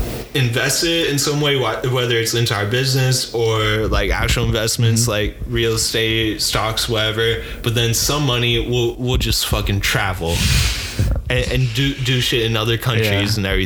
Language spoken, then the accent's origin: English; Illinois, United States; moved away; I grew up in Illinois where okay. It's hot and humid, like 4 months during the summer.